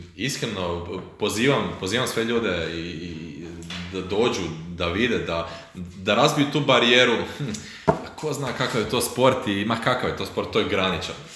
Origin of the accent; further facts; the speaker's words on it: Croatia; kod nas u Hrvatskoj